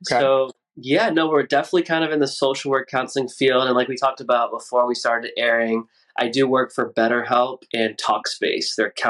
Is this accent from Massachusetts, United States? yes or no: yes; Boston, Massachusetts, United States; And I'm from originally